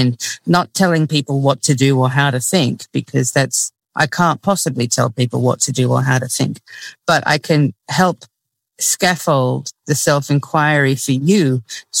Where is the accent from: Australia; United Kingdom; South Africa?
Australia; now in United States; I grew up in Australia, so I didn't have the extreme religious stuff that goes on in the US